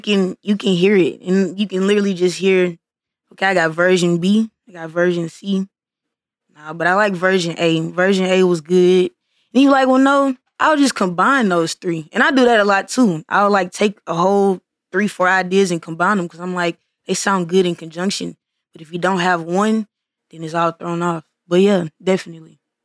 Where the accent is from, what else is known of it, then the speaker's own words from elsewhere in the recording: Missouri City, Texas, United States; I'm from Mo City